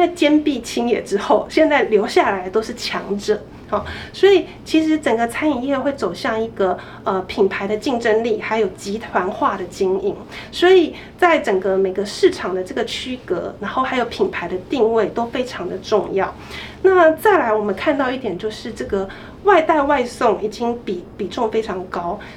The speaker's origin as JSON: {"language": "Chinese", "country": "Taiwan", "said": "我们整个台湾餐饮业"}